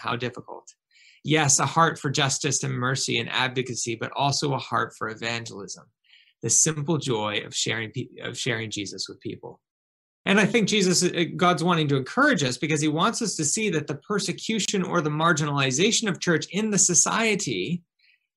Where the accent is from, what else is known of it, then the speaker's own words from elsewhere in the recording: United States; moved away; in my life growing up in the States